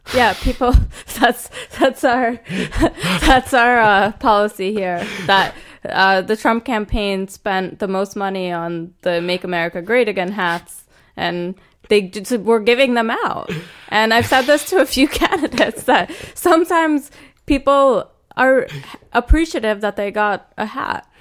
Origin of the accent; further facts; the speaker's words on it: New Jersey, United States; moved away; I grew up in New Jersey